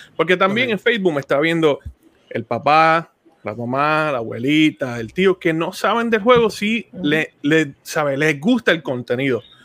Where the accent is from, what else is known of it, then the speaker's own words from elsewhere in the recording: Puerto Rico; now in Florida, United States; yo ahora mismo vivo en el estado de Florida, soy de Puerto Rico.